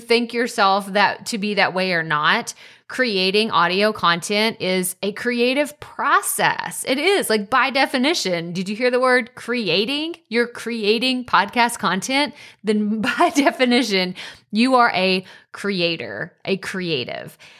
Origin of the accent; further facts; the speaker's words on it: Athens, Texas, United States; moved away; I'm from Athens originally